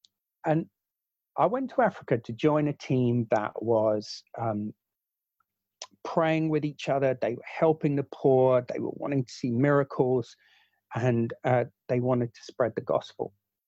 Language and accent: English; New Zealand; born there; I was born in New Zealand